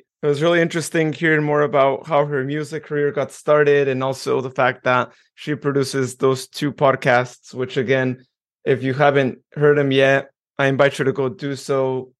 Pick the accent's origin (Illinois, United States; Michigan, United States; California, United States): California, United States; Modesto; I'm from Modesto